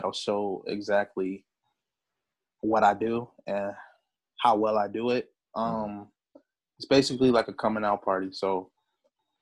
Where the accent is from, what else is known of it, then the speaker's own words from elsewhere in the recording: Port Huron, Michigan, United States; now in Detroit, United States; I'm originally from Port Huron, Michigan. I live in Detroit right now